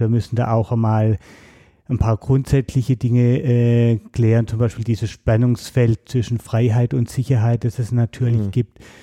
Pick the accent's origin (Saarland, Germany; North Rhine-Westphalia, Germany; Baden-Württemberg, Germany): Baden-Württemberg, Germany; moved away as an adult; also born or lived in Berlin; bin dann wieder in meine alte Heimat zurück nach Baden-Württemberg